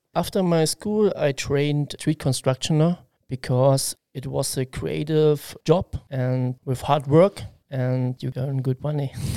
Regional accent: Halle, Saxony-Anhalt, Germany; English is a second language; now in Koblenz, Germany; I am from East Germany, Halle Saale, and I was born 1981

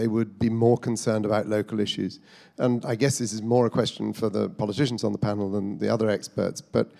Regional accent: Devon, South West England, United Kingdom; I come from Devon, and I know that most people you meet in the pub down there would not see moving from 0.7% to 0.5% as a disaster.

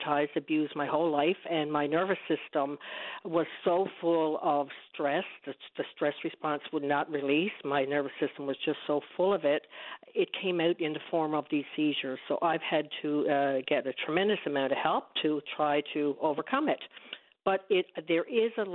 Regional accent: Newfoundland and Labrador, Canada; I'm from Newfoundland. I lived on the East Coast, grew up on the East Coast, moved to Labrador

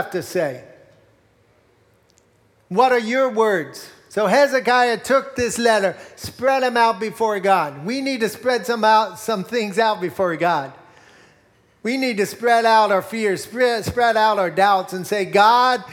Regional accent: Morgantown, Pennsylvania, United States; I grew up in Berks County in Morgantown, not too far from here

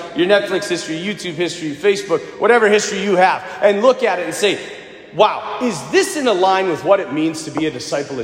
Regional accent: United States; I'm an American.

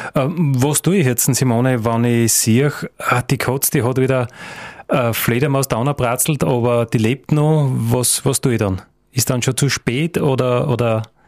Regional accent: Styria, Austria; bei uns in der Steiermark oder in Österreich

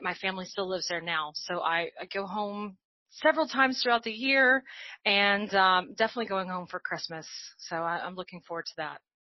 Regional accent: Arkansas, United States; moved away as an adult; also born or lived in New Orleans, United States; now in Atlanta, United States; I, I grew up in Arkansas, and so I uh, really lived most of my life in Arkansas until um, I relocated to New Orleans for a large part part, part of my 20s

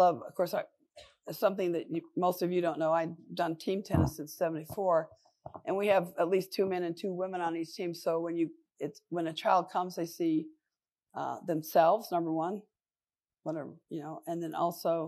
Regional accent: Long Beach, California, United States; I'm from Long Beach, California

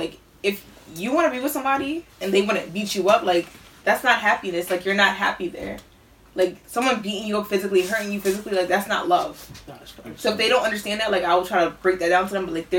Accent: Jamaica; First of all, I'm Jamaican.

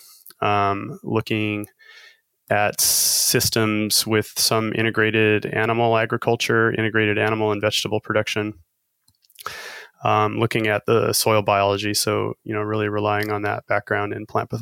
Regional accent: Wyoming, United States; I grew up in Wyoming, so there is a lot of ranching there

